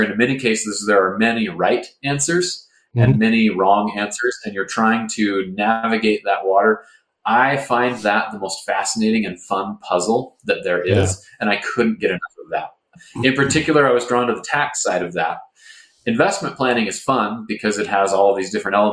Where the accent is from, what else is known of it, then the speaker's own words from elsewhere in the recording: Seattle, Washington, United States; I grew up in Seattle